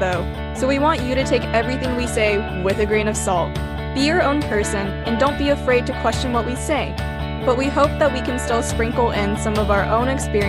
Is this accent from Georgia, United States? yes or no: yes; Atlanta, Georgia, United States; Cindy and I are both the children of immigrants from China, and we grew up in Atlanta, Georgia. Or Metro Atlanta, Georgia. So we've grown up as Chinese Americans in the South